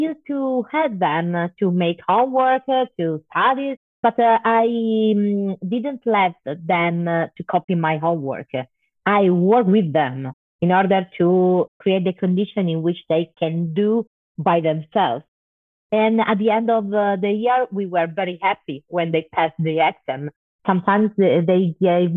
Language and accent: English; Turin, Piedmont, Italy; I was born in Turin, in the north of Italy. Turin is a quite big city, but I grew up in a working class neighborhood.